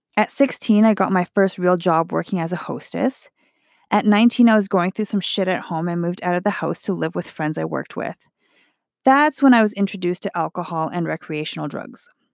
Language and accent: English; Edmonton, Alberta, Canada; I am Chinese Canadian, born in Edmonton, Alberta